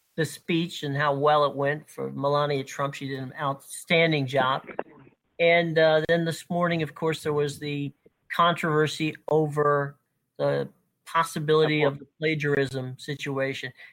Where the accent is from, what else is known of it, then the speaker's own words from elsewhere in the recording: Lutz, Florida, United States; I grew up and lived in Lutz